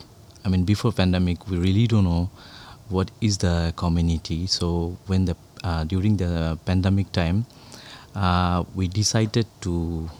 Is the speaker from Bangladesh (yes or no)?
yes; Bangladesh; English is a second language; moved away as an adult; now in Singapore; I'm coming from Bangladesh. I'm working in Singapore almost 10 years as a migrant worker.